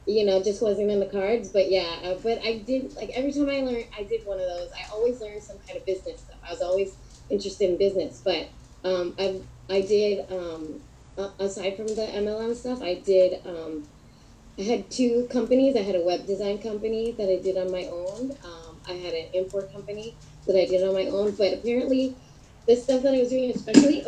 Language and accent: English; San Diego, California, United States; I was born and raised in San Diego